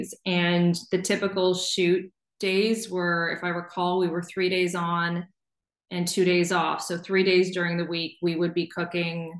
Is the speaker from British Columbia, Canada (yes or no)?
no; St. John's, Newfoundland and Labrador, Canada; I grew up in St. John's, Newfoundland